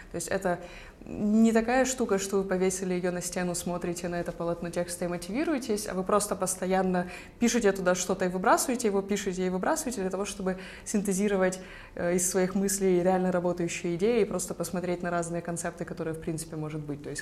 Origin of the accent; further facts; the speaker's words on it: Kyiv, Ukraine; И я сама из Киева, и вот я на три дня приехала.